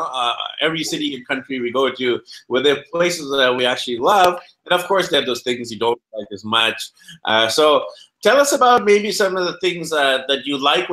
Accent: Vancouver, British Columbia, Canada; I'm from Vancouver, BC, Canada.

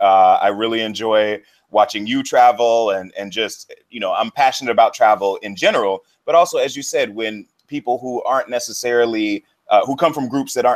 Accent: Jacksonville, Florida, United States; moved away as an adult; also born or lived in Santo Domingo, Dominican Republic / Washington, D.C. / Colombia; I'm originally from Florida, Jacksonville, to be specific. And I started traveling at a semi-early age. When I was 16, I did a study abroad program to Sweden.

